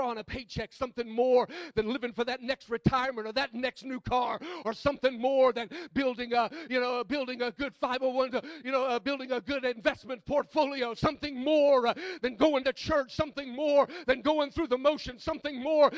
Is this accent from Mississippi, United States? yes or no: yes; Mississippi, United States; I'm from Mississippi